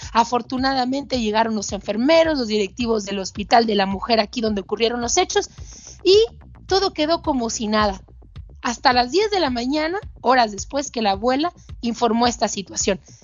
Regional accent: Mexico; todavía se venden niños en mi país

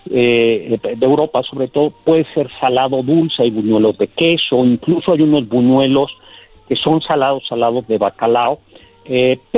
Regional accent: Mexico; Pero pues como los mexicanos somos muy fiesteros y pues ya nos urgía comenzar a celebrar desde la Nochebuena

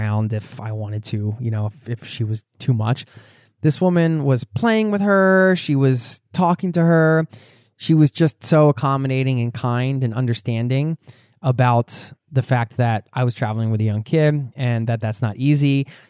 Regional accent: Atlanta, Georgia, United States; We're from Atlanta, Georgia, and plan to live in our fifth wheel for the foreseeable future

